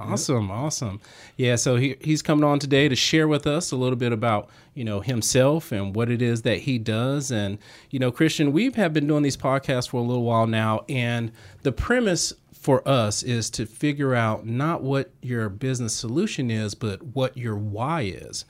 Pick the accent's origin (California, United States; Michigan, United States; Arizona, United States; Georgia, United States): Georgia, United States; Southwest; I'm down from, you know, Southwest Georgia